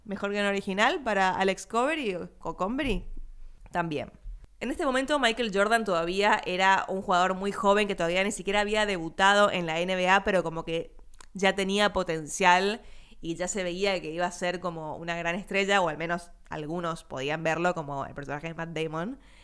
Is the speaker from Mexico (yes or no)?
no; Argentina; nuestra vivencia como argentino latinoamericano